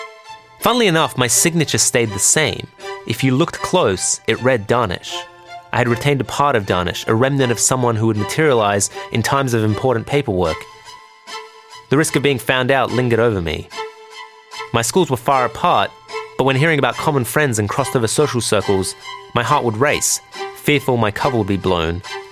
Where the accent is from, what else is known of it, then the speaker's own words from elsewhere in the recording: Iran; born there; I was born in Iran in the late 80s, a tumultuous time for the country.